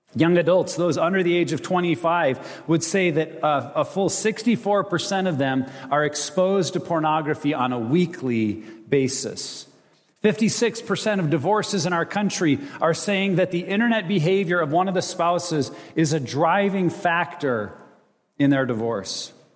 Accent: United States; also born or lived in Montana / Wyoming; I grew up in Montana and Wyoming

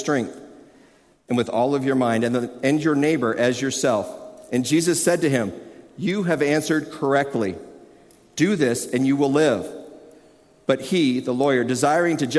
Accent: Tucson, Arizona, United States; moved away as an adult; also born or lived in Colorado; when I moved from Colorado to Tucson, I was single still. This was a while ago. I'd been living in Colorado for a few years, and I was moving back to where I had grown up

